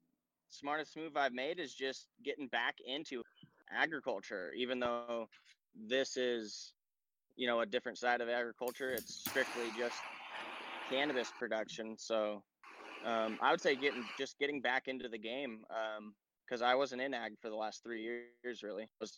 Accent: Clarkston, Washington, United States; No, actually I grew up in Clarkston here.

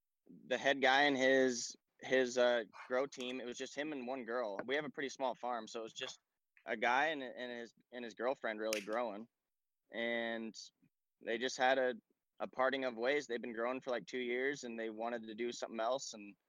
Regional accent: Clarkston, Washington, United States; No, actually I grew up in Clarkston here.

